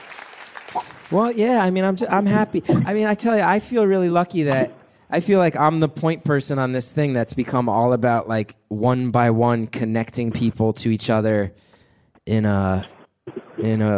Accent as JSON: {"language": "English", "region": "New York", "country": "United States", "said": "being a New Yorker"}